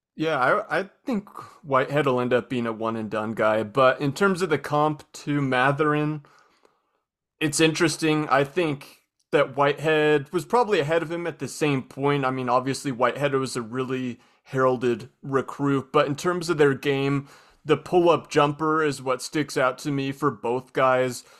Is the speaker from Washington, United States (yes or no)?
yes; Spokane, Washington, United States; I'm from Spokane